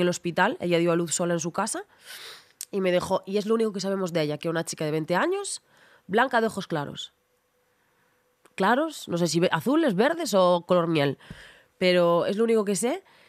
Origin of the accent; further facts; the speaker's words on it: Ribeira, Galicia, Spain; also born or lived in A Coruña; en Ribeira, en mi pueblo, es una ciudad, pero es un pueblo, 30.000 habitantes.